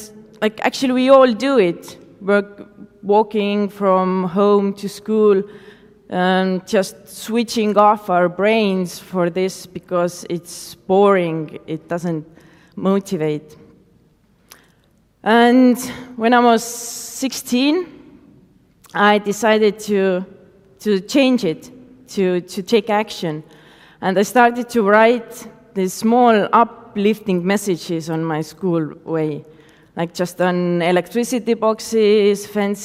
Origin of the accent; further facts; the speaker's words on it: Tartu, Tartu County, Estonia; I started to invite more artists to my hometown. And that's how Stencibility Street Art Festival was born.